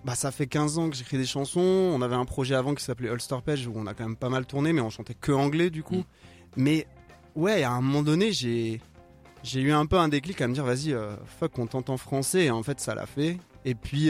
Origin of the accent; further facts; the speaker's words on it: France; first language French; En tant que français, j'ai écrit anglais pendant longtemps